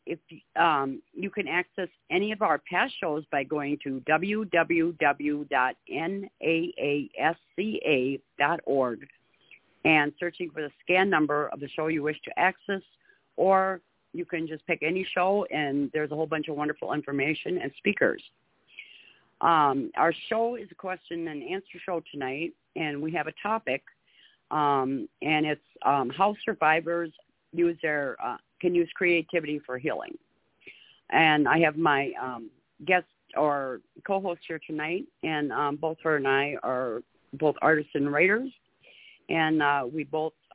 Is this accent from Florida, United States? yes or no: no; Minnesota, United States; I'm from Minnesota